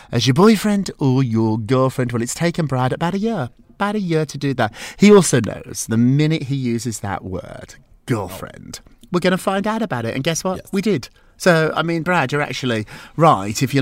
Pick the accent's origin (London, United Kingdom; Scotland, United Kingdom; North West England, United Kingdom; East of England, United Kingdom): Scotland, United Kingdom; Edinburgh; I'm quite lucky because I'm from Scotland, Edinburgh, so this is a tropical day.